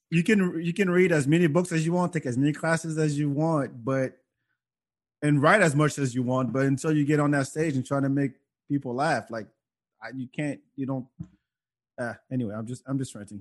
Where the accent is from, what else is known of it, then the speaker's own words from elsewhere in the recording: France; now in United States; growing up in France